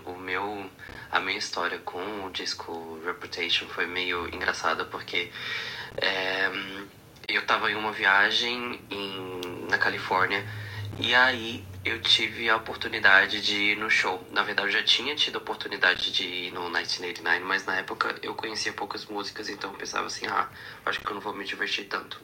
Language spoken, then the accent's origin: Portuguese; Brasília, Federal District, Brazil; now in Dublin, Ireland; eu sou de Brasília, hoje eu tô morando aqui em Dublin